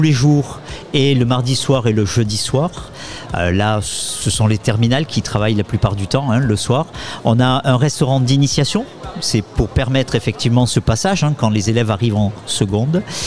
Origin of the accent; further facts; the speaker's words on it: Pau, Nouvelle-Aquitaine, France; moved away as an adult; also born or lived in Paris / Poitiers / Orléans-Tours; je suis natif euh, de Pau, moi aussi